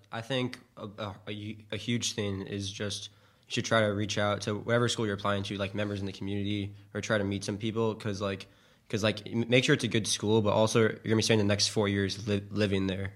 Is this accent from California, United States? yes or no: no; Guilford, Connecticut, United States; moved away; I'm a freshman from Guilford, Connecticut